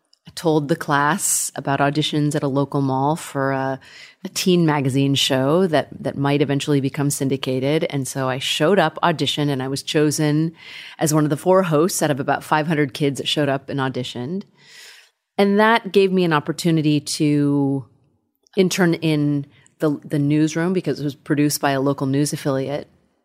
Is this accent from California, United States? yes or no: yes; California, United States; I grew up in Northern California, outside of Sacramento, in a very non-diverse community, and we didn't have a lot of money.